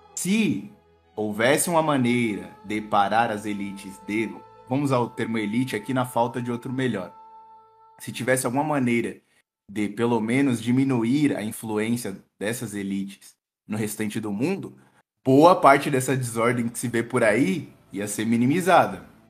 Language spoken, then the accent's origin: Portuguese; Brazil; nós, brasileiros